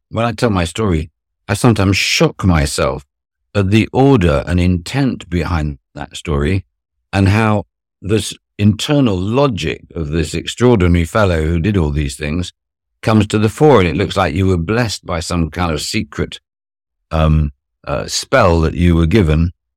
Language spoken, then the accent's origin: English; Cheshire, North West England, United Kingdom; also born or lived in Arnhem, Netherlands / Durham / London; in a stately home in the north of Cheshire